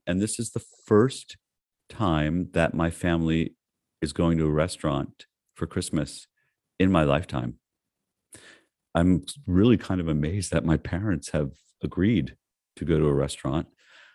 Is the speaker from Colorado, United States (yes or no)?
no; North Miami Beach, Florida, United States; when I was a kid, I was raised in North Miami Beach.